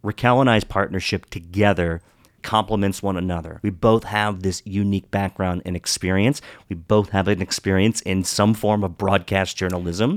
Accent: Western Maryland, United States; moved away as an adult; also born or lived in Pittsburgh; I grew up in Western Maryland, went to school in Pittsburgh

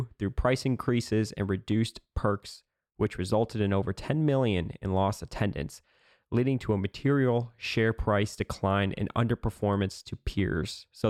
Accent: Illinois, United States; That's the one that I went to growing up in Illinois.

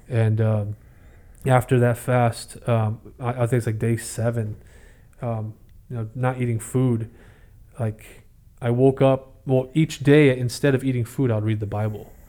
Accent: San Jose, California, United States; also born or lived in Oklahoma / Fremont, California; I grew up in East San Jose and, uh, born in Oklahoma, but we moved out here

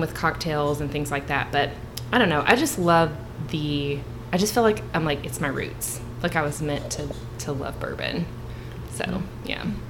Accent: Southern Kentucky, United States; I was born and raised in Southern Kentucky.

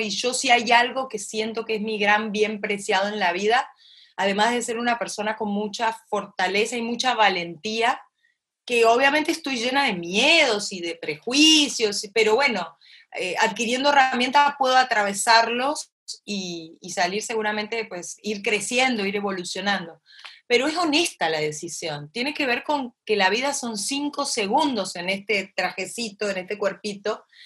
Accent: Concordia, Entre Ríos, Argentina; yo mamé en Concordia, como bien me dijiste al principio, en mi tierra natal, en Entre Ríos, en Argentina, en la frontera con Uruguay, esta, familia que me crió, cómo me criaron, cerca del río

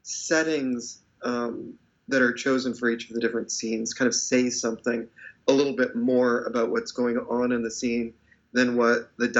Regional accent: Fresno, California, United States; moved away as an adult; now in San Francisco Bay Area, United States

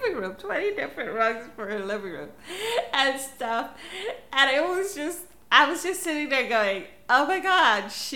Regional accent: Philippines; I'm Filipino. I'm Asian

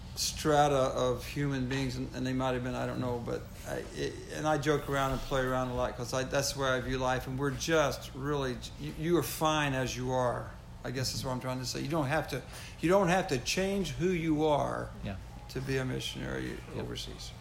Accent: United States; moved away as an adult; also born or lived in French Canada / France; when I was your age growing up in America

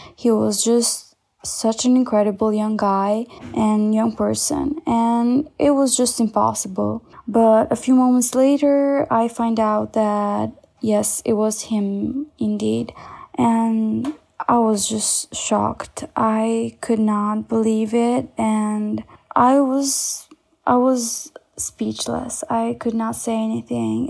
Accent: Albania; I am from Albania

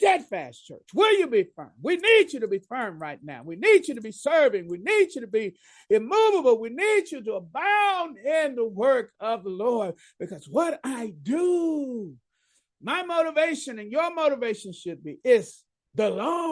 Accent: Dallas, Texas, United States; I grew up in Dallas

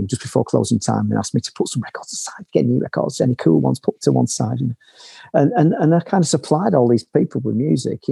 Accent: Manchester, North West England, United Kingdom; moved away as an adult; now in Berlin, Germany; I grew up in Manchester in this council house

